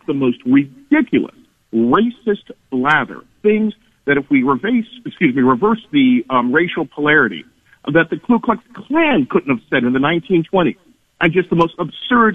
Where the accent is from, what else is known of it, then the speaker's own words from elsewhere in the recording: North Carolina, United States; when I was a kid growing up in North Carolina